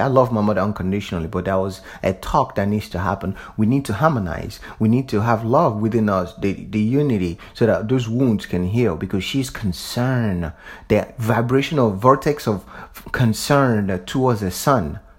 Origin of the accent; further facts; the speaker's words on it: the South, United States; I'm from the South.